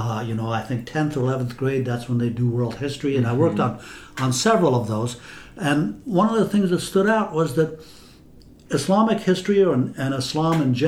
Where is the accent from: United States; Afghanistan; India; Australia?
Afghanistan; moved away; I grew up in Afghanistan, and that's the history I learned in school